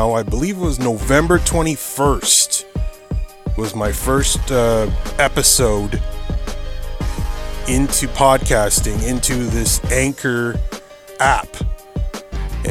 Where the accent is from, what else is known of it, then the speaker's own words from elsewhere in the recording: Ontario, Canada; I am Canada. In my home state or home province of Ontario